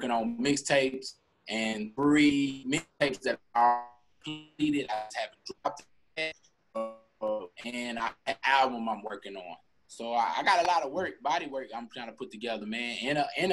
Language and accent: English; Nashville, Tennessee, United States; born or raised there; now in Texas, United States